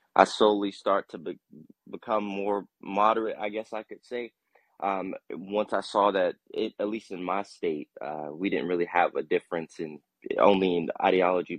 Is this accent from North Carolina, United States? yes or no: yes; Durham, North Carolina, United States; now in Charlotte, United States; I'm from North Carolina. Uh, so Durham. And uh, no, I, I'm I'm in Charlotte